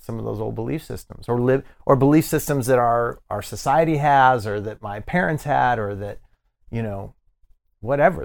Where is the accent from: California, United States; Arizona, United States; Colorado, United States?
Colorado, United States; Denver; born or raised there; moved away; also born or lived in Miami